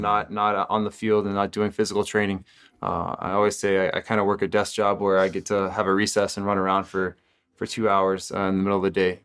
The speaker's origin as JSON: {"language": "English", "region": "Texas", "country": "United States", "tie": "born or raised there", "said": "I grew up in Texas"}